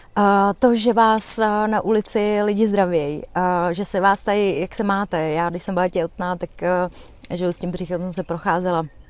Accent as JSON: {"language": "Czech", "country": "Czechia", "said": "já jsem řekla z České republiky, a, a, a že jsem Romka"}